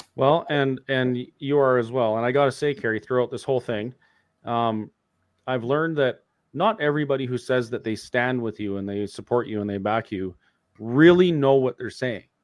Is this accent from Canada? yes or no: yes; Alberta, Canada; as a Canadian and, and an Albertan